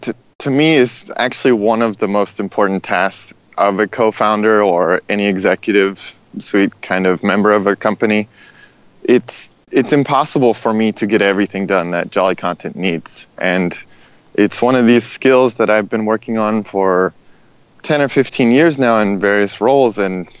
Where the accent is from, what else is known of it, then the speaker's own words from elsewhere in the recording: Indiana, United States; also born or lived in Los Angeles; I was born in Indiana, kind of classic rural Midwest, southern Indiana, and then my parents split, and I spent a lot of my life in Los Angeles